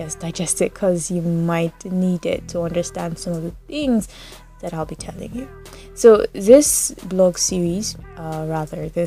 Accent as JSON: {"language": "English", "town": "Enugu", "region": "Enugu State", "country": "Nigeria", "tie": "born or raised there", "also_born_or_lived": "Lagos, Nigeria", "said": "I was born in Lagos, but then my parents moved here when I was about 2 years old. And here is Enugu."}